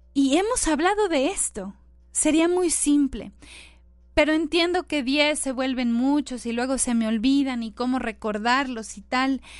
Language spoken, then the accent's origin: Spanish; Mexico; nuestro queridísimo México